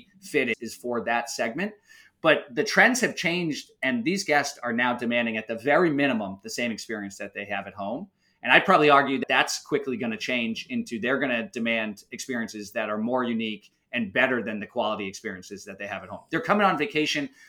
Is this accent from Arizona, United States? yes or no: no; outside of Boston, Massachusetts, United States; growing up outside of Boston, we would vacation down at the Cape